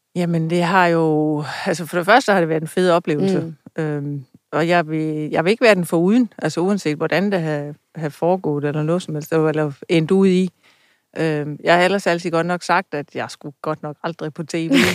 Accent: Funen, Southern Denmark, Denmark; jeg var fra Fynsland af

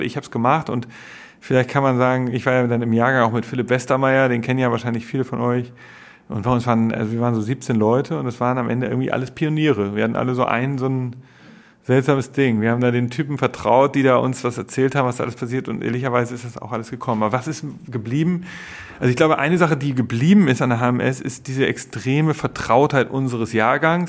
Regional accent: Germany; moved away as an adult; also born or lived in London; als Deutscher im englischen Medienmarkt zu arbeiten

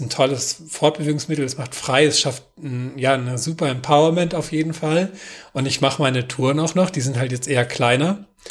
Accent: Northern Germany, Germany; now in Kirnhalden, Germany; Mein persönlicher Widerstand als Norddeutscher

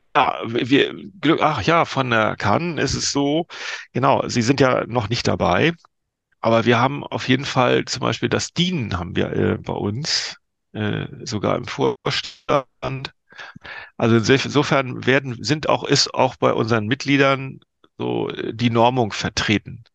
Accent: Lübeck, Schleswig-Holstein, Germany; moved away; in meine alte Heimat äh, an die Ostsee

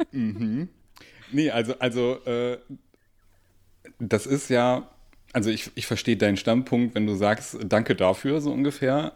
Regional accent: Duisburg, North Rhine-Westphalia, Germany; ich komme aus Duisburg

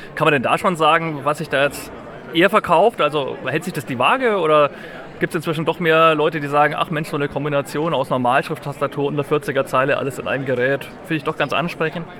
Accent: Nuremberg, Bavaria, Germany; ich bin aus Nürnberg

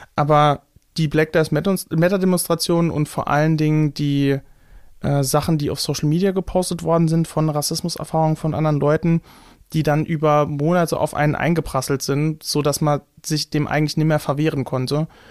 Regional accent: Saarland, Germany; accent: Saarland dialect; in so einem saarländischen Dialekt ähm, spreche, in einem starken

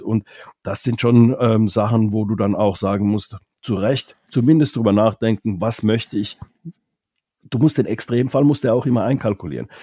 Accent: Finland; first language Finnish; German is a second language; now in Germany; Ich als Finne zum Beispiel, wir, wir Finnen

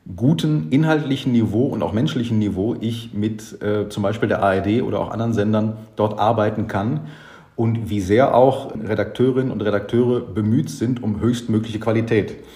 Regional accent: Germany; als Deutscher

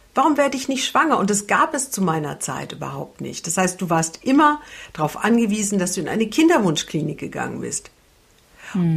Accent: Franconia, Bavaria, Germany; now in Hamburg, Germany; ich komme ja aus Franken

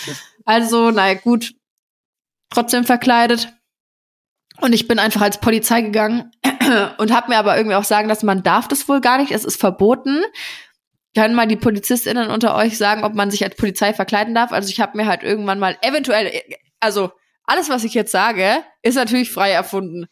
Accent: Nuremberg, Bavaria, Germany; bei uns in Nürnberg früher, als ich noch jünger war

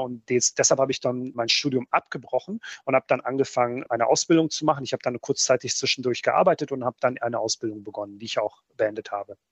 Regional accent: North Rhine-Westphalia, Germany; German is a second language; also born or lived in Bosnia and Herzegovina; ich bin ja als Achtjähriger nach Deutschland gekommen

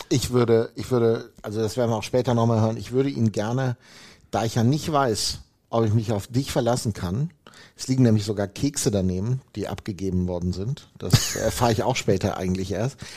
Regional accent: Hemer, North Rhine-Westphalia, Germany; da wo ich herkomme, im wunderschönsten Dorf der Welt, Hema Deilinghofen

